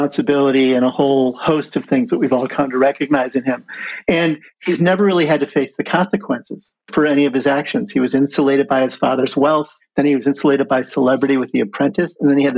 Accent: Midwest, United States; moved away; I was from the Midwest

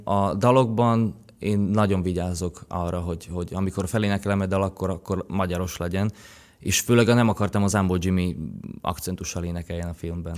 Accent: Šaľa, Nitra Region, Slovakia; first language Slovak; Hungarian is a second language; moved away as an adult; now in Hungary; Vágsein, ahol, ahol nőttem fel, ott, ö, beszélnek magyarul is

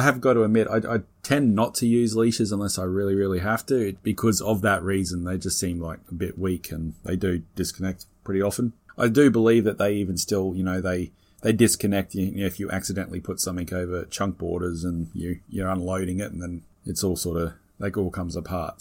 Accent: Australia; being an Aussie

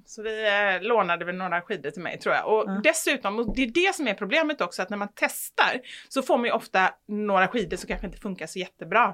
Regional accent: Gothenburg, Västra Götaland, Sweden; jag tror snarare att jag är från Kortedala och, och uppvuxen liksom med mamma i förorten.

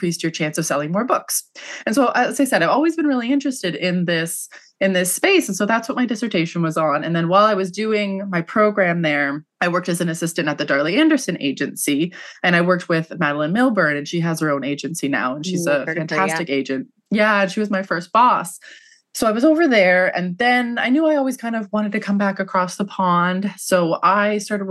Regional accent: Canada; also born or lived in London, England; I'm Canadian

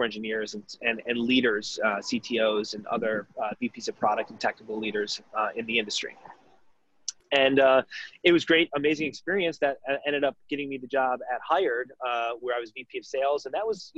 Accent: Detroit, Michigan, United States; moved away as an adult; also born or lived in Chicago; I'm originally from Detroit.

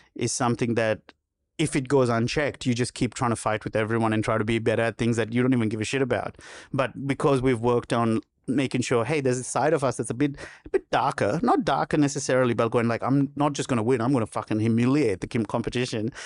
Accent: Sri Lanka; moved away as an adult; now in Australia; growing up in Sri Lanka

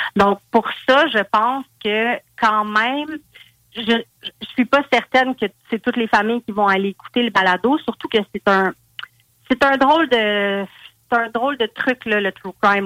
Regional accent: Val-d'Or, Quebec, Canada; je viens de Val d'Or

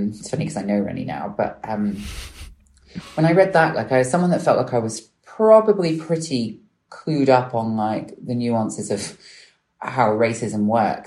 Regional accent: Bristol, South West England, United Kingdom; I grew up in Bristol

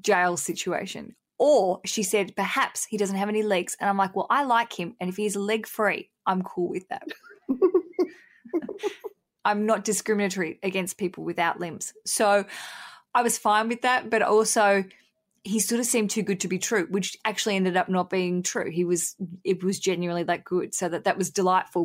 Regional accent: Hobart, Tasmania, Australia; we're both from Hobart

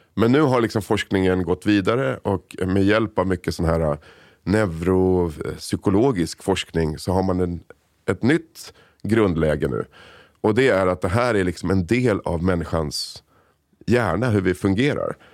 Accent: Sollentuna, Stockholm County, Sweden; also born or lived in Solna; föddes i Solna, växte upp i Sollentuna. Så jag är liksom helt svensk, uppväxt i Sverige.

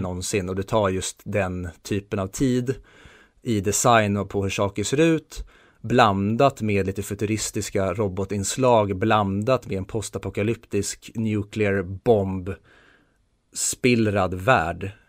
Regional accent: Sweden; vi svenskar

